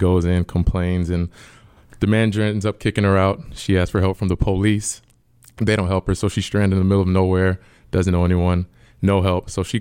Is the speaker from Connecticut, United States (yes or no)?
no; Florida, United States; moved away as an adult; I'm from Florida